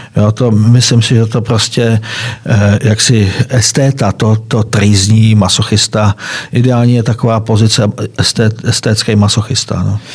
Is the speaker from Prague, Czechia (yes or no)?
no; Rotava, Karlovy Vary Region, Czechia; moved away as an adult; also born or lived in Prostějov / Kraslice; Kraslice, já jsem tam bydlel od svých 14 eh, do 18 let. Předtím jsem bydlel ještě ve větší dítě jménem Rotava